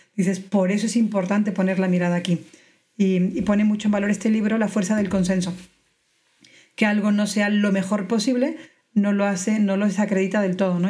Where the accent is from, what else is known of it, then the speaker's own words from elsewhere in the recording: Mexico; moved away as an adult; now in Spain; yo crecí en México, pero llevo 12 años en España